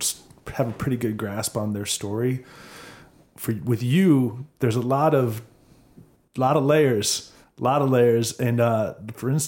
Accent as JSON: {"language": "English", "region": "Minnesota", "country": "United States", "tie": "born or raised there", "also_born_or_lived": "California", "moved": "as an adult", "lives_now": "Austin, United States", "said": "I grew up in Minnesota"}